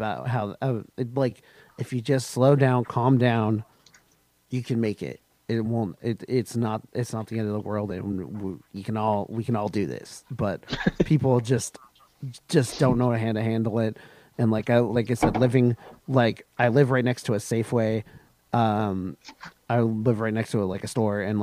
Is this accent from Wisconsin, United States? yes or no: no; Washington, United States; born or raised there